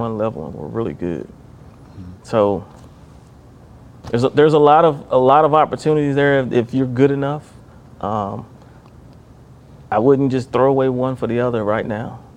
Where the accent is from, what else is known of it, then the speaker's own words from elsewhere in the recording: Martinsville, Virginia, United States; the Martinsville Phillies, which was my hometown